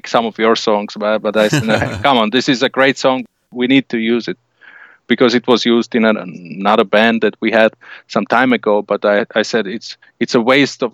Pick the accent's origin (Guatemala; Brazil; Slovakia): Slovakia; we're from Slovakia